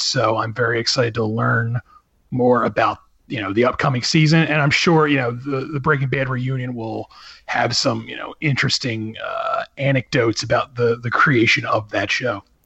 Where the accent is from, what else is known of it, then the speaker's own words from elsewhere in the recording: Philadelphia, Pennsylvania, United States; that's my hometown